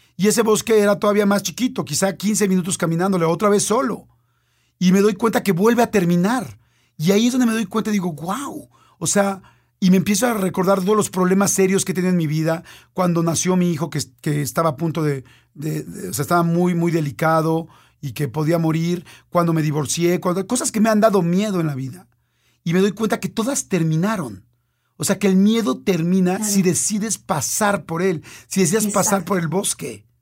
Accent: Mexico; soy un mexicano que vive en la Ciudad de México

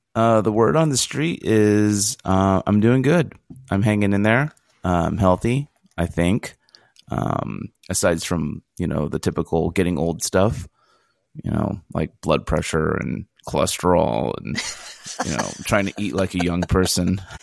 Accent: Fresno, California, United States; moved away as an adult; also born or lived in Philadelphia / San Luis Obispo; now in Los Angeles, United States; I was born in Philadelphia in 1973. And, um, but three months later, I was moved to the city of Fresno, California, where I spent the next 18 years, um, you know, kind of growing up

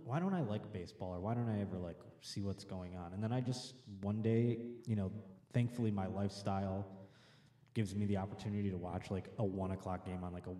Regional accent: Buffalo, New York, United States; moved away; I grew up in Buffalo, so there is like a minor league team

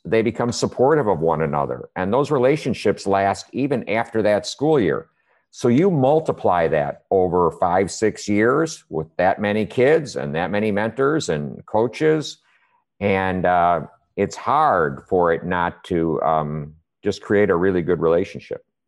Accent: Chicago, Illinois, United States; moved away as an adult; also born or lived in Hawaii; now in Austin, United States; originally I'm from Chicago

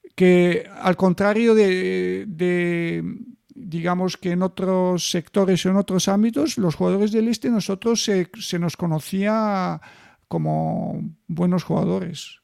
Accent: Bulgaria; en mi país, o sea, en Bulgaria empecé a ganar los campeonatos nacionales de mi edad, los infantiles

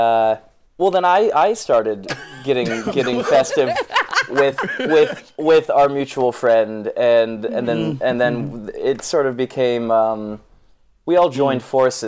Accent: Westport, Connecticut, United States; I'm from Westport, Connecticut

